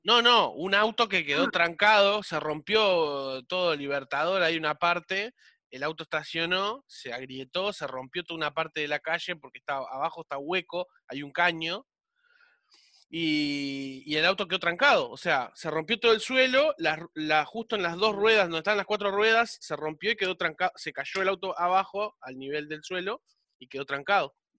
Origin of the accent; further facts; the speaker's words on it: Montevideo, Uruguay; vivía cerca del Parque Central. Y mi viejo me llevaba a la peluquería del Parque Central